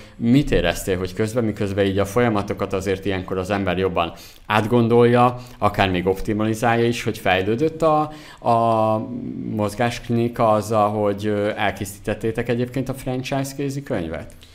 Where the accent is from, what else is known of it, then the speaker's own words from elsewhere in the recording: Zala, Hungary; én zalai vagyok, zalából származom